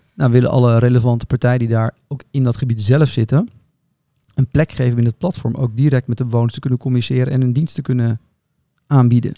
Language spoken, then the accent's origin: Dutch; Netherlands; Wij zijn kritisch als Nederlanders